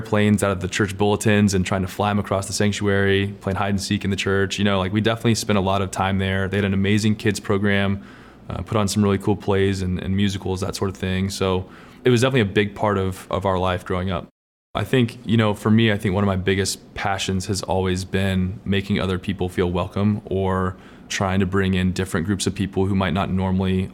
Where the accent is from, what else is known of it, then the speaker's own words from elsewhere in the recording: Lawrenceville, Georgia, United States; now in Nashville, United States; I grew up in Lawrenceville, Georgia.